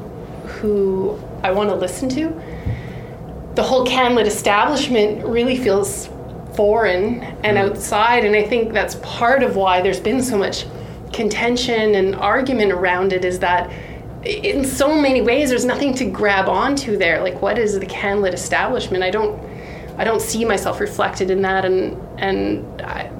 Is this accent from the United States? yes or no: no; Canada; I was born in Canada